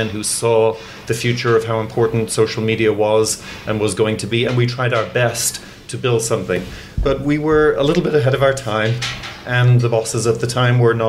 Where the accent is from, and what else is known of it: Ireland; born or raised there; also born or lived in England; now in United States